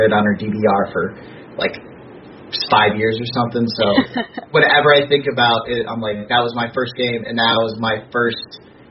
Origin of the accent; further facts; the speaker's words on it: Indiana, United States; I'm from Indiana